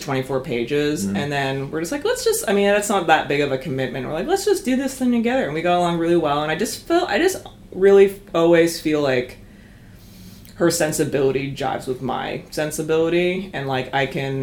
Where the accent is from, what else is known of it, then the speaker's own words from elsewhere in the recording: Calgary, Alberta, Canada; moved away as an adult; also born or lived in Kingston, Ontario; I grew up in Calgary